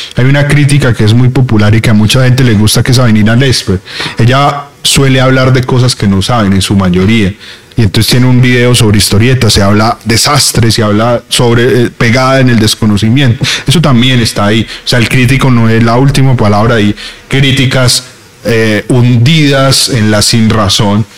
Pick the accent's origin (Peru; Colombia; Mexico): Colombia; encerrarnos como colombianos